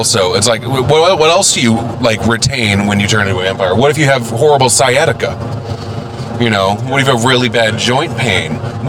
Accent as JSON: {"language": "English", "town": "St. Louis", "region": "Missouri", "country": "United States", "said": "I'm from St. Louis."}